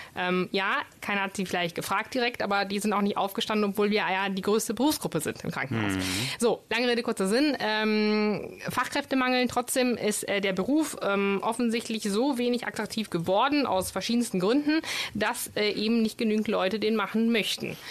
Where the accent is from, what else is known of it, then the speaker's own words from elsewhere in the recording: Bologna, Emilia-Romagna, Italy; first language Italian; German is a second language; moved away as an adult; now in Düsseldorf, Germany; Ich komme aus Bologna ursprünglich.